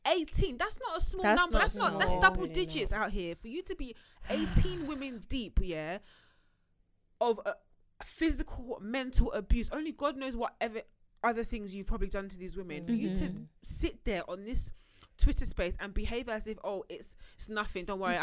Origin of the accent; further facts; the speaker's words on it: Nigeria; It's almost like as a Nigerian, you have to accept rubbish.